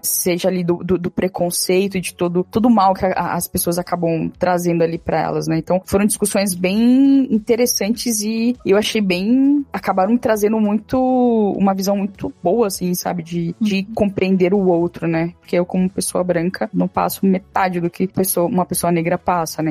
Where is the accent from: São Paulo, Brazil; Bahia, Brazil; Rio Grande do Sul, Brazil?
São Paulo, Brazil; eu sou aqui de São Paulo